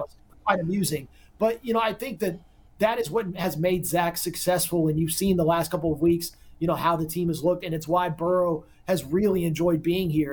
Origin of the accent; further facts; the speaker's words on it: Texas, United States; I'm a Texan at heart, and we play football a little bit differently like the rest of the country